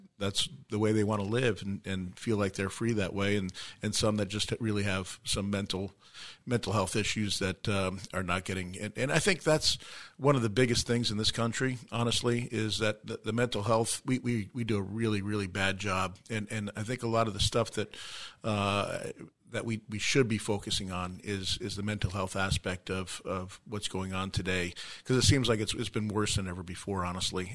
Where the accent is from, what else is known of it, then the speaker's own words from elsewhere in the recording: New York, United States; now in Arizona, United States; I grew up in New York